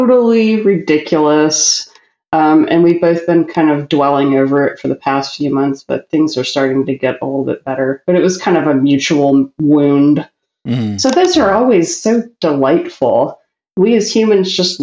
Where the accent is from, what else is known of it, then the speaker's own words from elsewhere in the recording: New Orleans, Louisiana, United States; my hometown